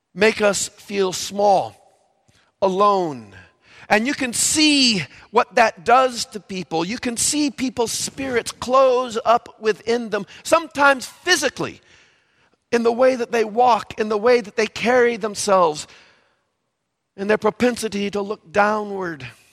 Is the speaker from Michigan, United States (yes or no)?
no; Valparaiso, Indiana, United States; I grew up in Valparaiso, Indiana